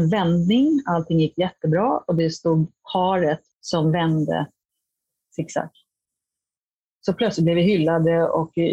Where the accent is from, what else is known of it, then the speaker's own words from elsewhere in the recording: Hollywood, California, United States; now in Sweden; Jag kommer från USA och Hollywood där det är konstant.